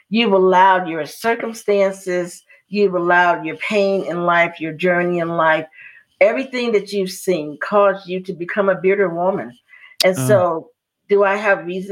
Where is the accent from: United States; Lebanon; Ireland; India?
United States; Chicago, Illinois; as I grew up in Chicago